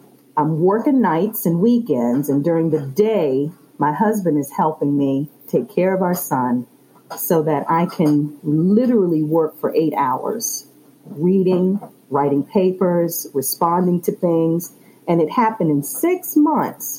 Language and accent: English; Chesterfield County, Virginia, United States; I was born and raised in Chesterfield. I still live in Chesterfield